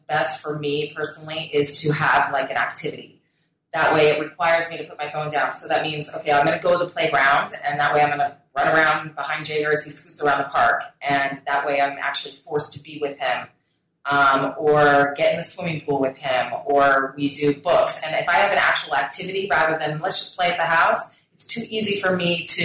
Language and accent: English; Colorado, United States; I grew up in Colorado, and it tends to be a very health-conscious state